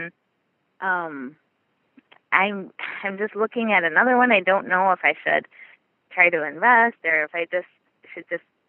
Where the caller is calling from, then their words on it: Gladwin, Michigan, United States; I'm calling from Michigan, from Gladwin, Michigan. It's a small town kind of in the center of the UP. Lower Peninsula.